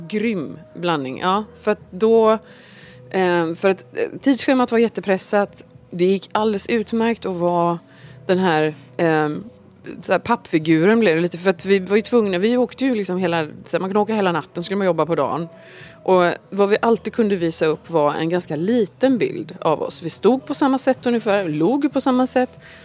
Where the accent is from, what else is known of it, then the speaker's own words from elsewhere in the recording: Gothenburg, Västra Götaland, Sweden; hemma i Göteborg